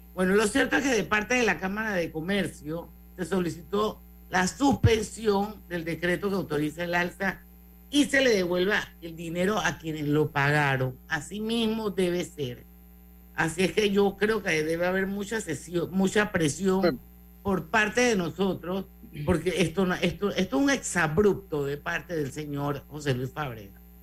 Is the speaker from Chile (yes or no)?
no; Panama; así somos los panameños